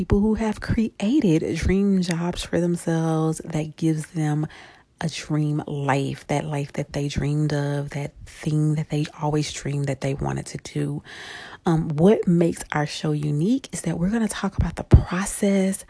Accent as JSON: {"language": "English", "town": "Shreveport", "region": "Louisiana", "country": "United States", "tie": "born or raised there", "said": "I am originally from Shreveport, Louisiana"}